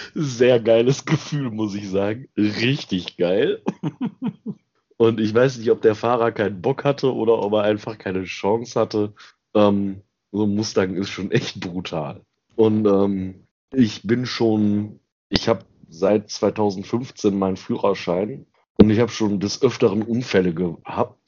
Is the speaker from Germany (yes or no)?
yes; Ruhr area / Lower Rhine, North Rhine-Westphalia, Germany; bei uns im Ruhrgebiet und am Niederrhein